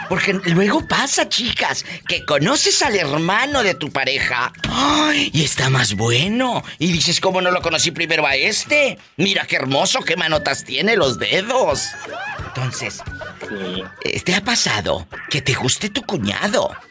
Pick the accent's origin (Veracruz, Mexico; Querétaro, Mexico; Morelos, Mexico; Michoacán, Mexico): Querétaro, Mexico; San Juan del Río; Vengo de San Juan del Río.